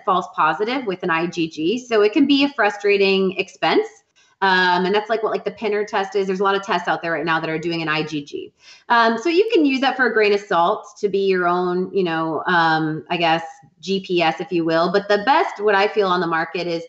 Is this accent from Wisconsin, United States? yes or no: yes; Wisconsin, United States; I'm from Wisconsin